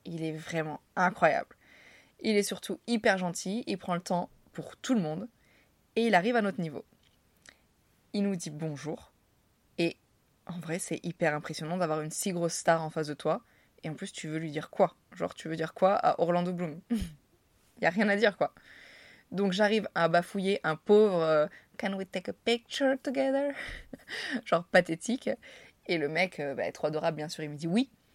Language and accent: French; France; accent: French; moved away as an adult; also born or lived in New York City; il entend à mon accent que je suis française